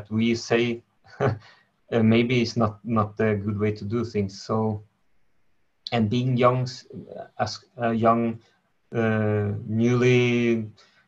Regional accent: Norway; I'm from Norway

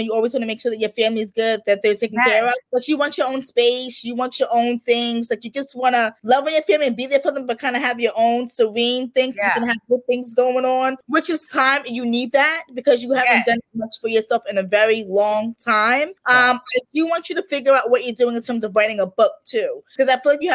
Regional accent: New York, United States; I'm from New York

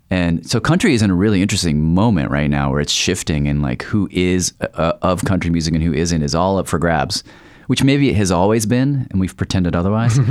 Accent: the South, United States; growing up in the South

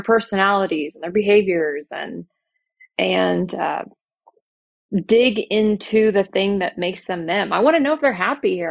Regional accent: Oklahoma City, Oklahoma, United States; I am from Oklahoma City

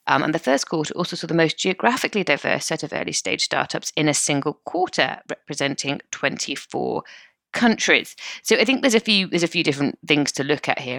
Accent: United Kingdom; we're British.

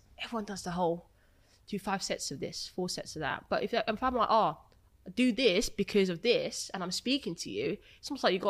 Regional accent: Essex, East of England, United Kingdom; I'm from Essex.

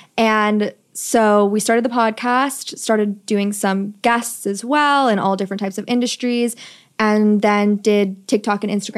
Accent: New York City, New York, United States; I'm 27. I'm from New York City

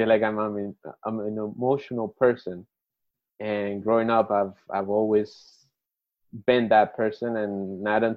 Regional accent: Bogotá, Colombia; also born or lived in Florida, United States; now in New York, United States; I was born in Colombia, in the capital, in Bogota, which is also a very busy environment

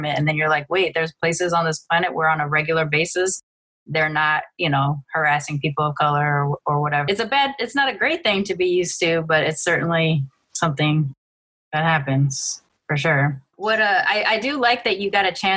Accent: Long Beach, California, United States; moved away; I grew up in Long Beach during the early 90s

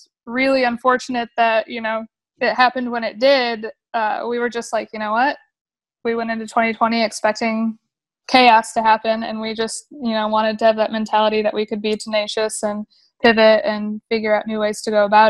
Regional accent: Grand Rapids, Michigan, United States; moved away as an adult; now in Texas, United States; I'm originally from Grand Rapids, Michigan.

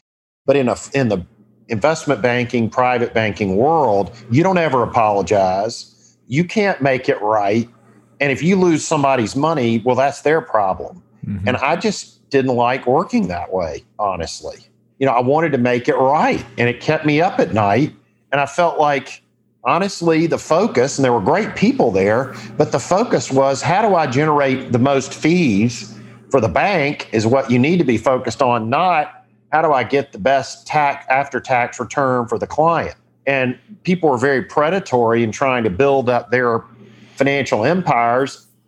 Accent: Georgia, United States; I was from Georgia.

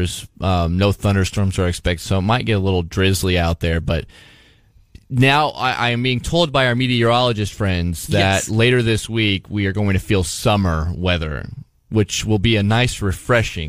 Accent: Southeast Iowa, United States; as a Southeast Iowa boy

